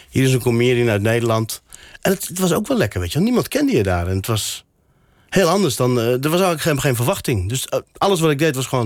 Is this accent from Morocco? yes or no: yes; Morocco; first language Berber; Dutch is a second language; now in Netherlands; Dat is ook mijn, mijn moedertaal, Berbers. Je hebt Berbers en Arabisch.